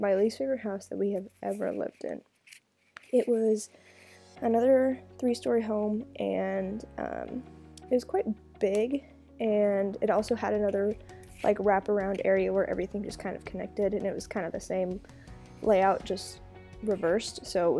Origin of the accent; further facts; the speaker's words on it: Burlington, Kansas, United States; born there; I was born in Burlington, Kansas. I was technically born in Emporia, the hospital, but I lived in Burlington.